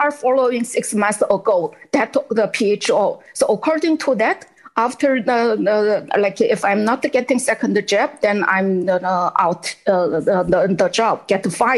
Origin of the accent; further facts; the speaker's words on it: China; English is a second language; moved away as an adult; now in Canada; I'm from China 16 years ago, and then now what I see in, happening in China, in Canada, is exactly what happened in China, or and still happening in China.